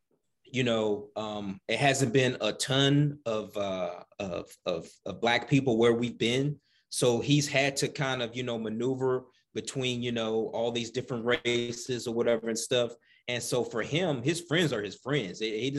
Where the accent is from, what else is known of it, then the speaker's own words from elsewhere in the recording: Danville, Virginia, United States; moved away as an adult; now in Arizona, United States; growing up in Virginia, you know, and specifically Danville